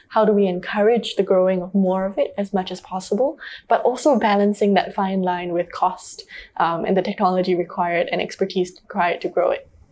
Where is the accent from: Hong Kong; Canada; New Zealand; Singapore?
Singapore; growing up in Singapore, um, we all know that Singapore can be a very high stress, high paced society.